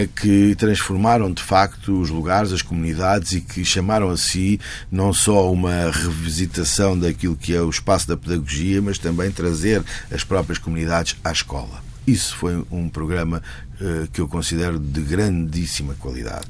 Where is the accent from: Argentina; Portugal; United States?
Portugal; Lisbon; also born or lived in Porto / Milan; eu sou de Lisboa